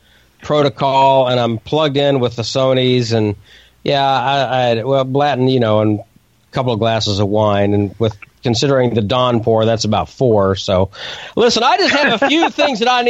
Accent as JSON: {"language": "English", "region": "Oklahoma", "country": "United States", "said": "I'm in Oklahoma. I don't care. I'm from Oklahoma"}